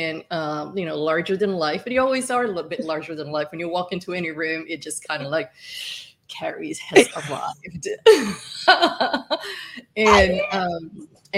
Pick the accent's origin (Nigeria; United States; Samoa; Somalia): Somalia; moved away; also born or lived in Middle East / Italy; I'm from East Africa in Somalia